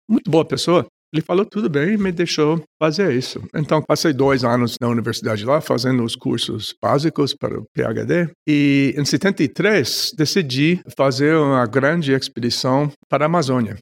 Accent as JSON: {"language": "Portuguese", "region": "New York", "country": "United States", "tie": "born or raised there", "also_born_or_lived": "Long Island", "second_language": "Portuguese", "moved": "yes", "said": "eu nasci em, uh, em, no Bronx, uh, uma parte de Nova York. E de lá, com sete anos, fui para Brooklyn, fiquei dois anos lá"}